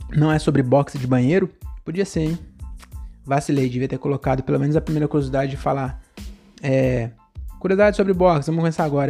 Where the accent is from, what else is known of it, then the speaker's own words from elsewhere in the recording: Francisco Morato, São Paulo, Brazil; Francisco Morata, minha cidade, praticamente minha cidade natal, eu nasci, morei 11 anos na, na Consolação e depois eu fui para Morato sem escala